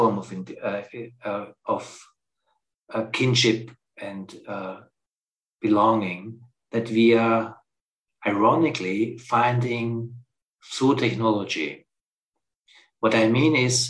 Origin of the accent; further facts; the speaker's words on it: Austria; moved away; I'm originally from Austria, and I have a very strong relationship to the Alps